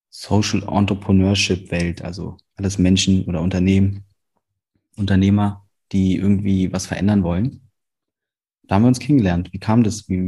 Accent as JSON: {"language": "German", "region": "Berlin", "country": "Germany", "said": "dass ich als Berliner Moin nie benutze hier"}